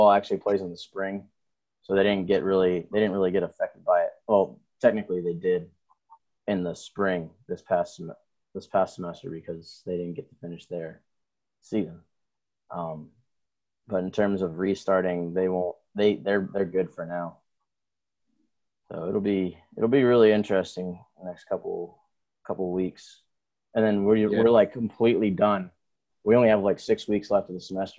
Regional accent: Maryland, United States; moved away as an adult; also born or lived in Anne Arundel County, Maryland; now in South Carolina, United States; I'm from Maryland, but we're in South Carolina right now

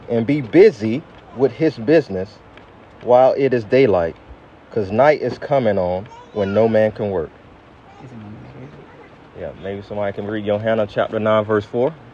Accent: United States; now in Zanzibar, Tanzania; And um, I'm, of course I'm from America.

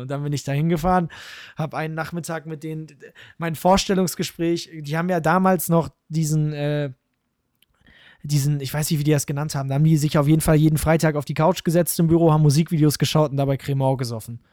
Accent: Münster, North Rhine-Westphalia, Germany; ich komme aus Gremmendorf, so einem kleinen Dorf in Münster

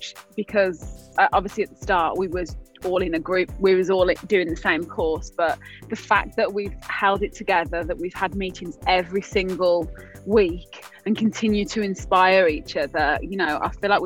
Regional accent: west of Ireland, Ireland; also born or lived in England; I am from England, as you can tell by my accent, but I spent most of my youth in the west of Ireland, which is such a great place to grow up

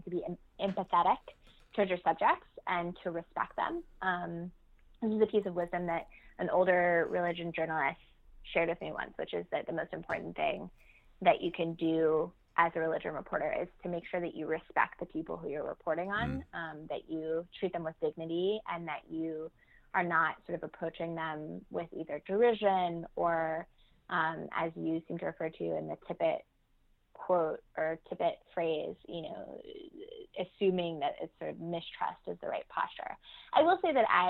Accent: Nashville, Tennessee, United States; I grew up outside of Nashville, Tennessee

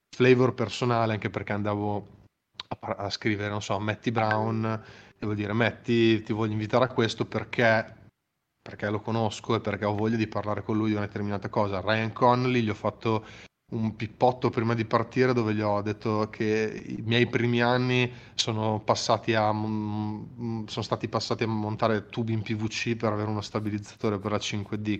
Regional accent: Emilia-Romagna, Italy; da italiano e ancora prima di italiano da romagnolo

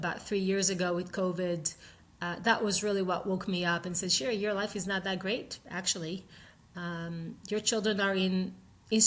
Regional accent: Israel; I grew up in Israel

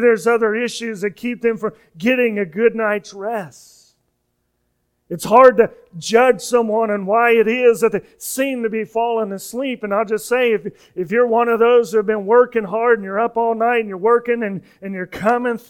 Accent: Kansas, United States; moved away; I'm from Kansas. We don't have hurricanes

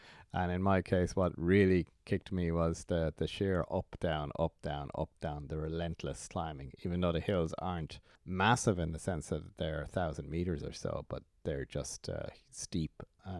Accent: Ireland; it was my first as an Irish international.

